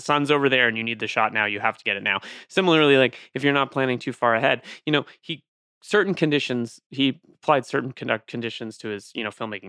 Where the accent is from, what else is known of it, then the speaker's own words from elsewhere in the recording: Ireland; I'm Irish